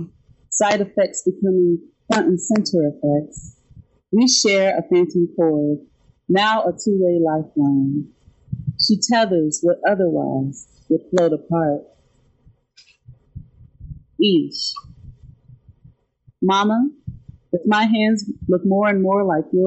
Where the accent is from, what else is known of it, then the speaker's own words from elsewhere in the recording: Nashville, Tennessee, United States; moved away as an adult; also born or lived in Kansas City, Missouri; now in New York City, United States; I grew up in Nashville, and I lived in the Midwest for about 5 years in Kansas City, Missouri